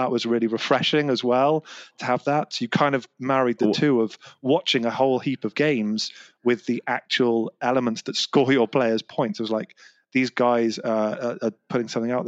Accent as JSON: {"language": "English", "region": "London", "country": "United Kingdom", "tie": "born or raised there", "lives_now": "Bristol, United Kingdom", "said": "Okay, so accent's probably given it away, but I'm from England. I live in Bristol in the southwest of England. But I'm a West Ham fan, so I was born just outside of London and grew up supporting West Ham."}